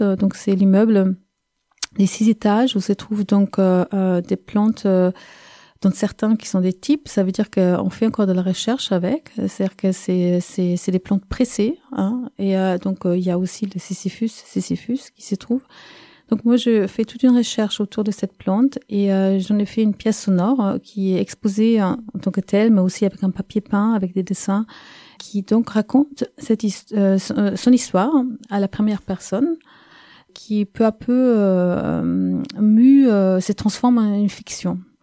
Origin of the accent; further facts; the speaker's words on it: Munich, Bavaria, Germany; now in Montpellier, France; Je suis née en Allemagne, à Munich. Des parents qui sont pas allemands. Et aujourd'hui, je vis à Montpellier